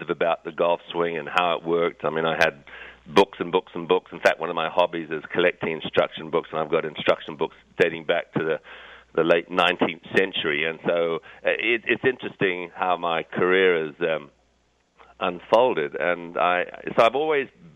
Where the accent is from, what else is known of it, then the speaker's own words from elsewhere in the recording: Zimbabwe; moved away; also born or lived in England; although I was born in England, I actually grew up in Southern Africa, in Rhodesia or Zimbabwe, as it is called now